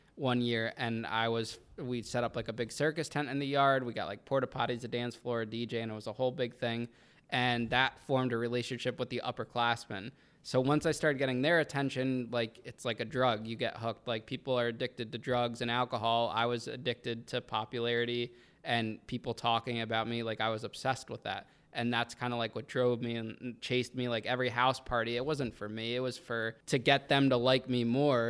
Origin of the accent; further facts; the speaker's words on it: Danbury, Connecticut, United States; that was my hometown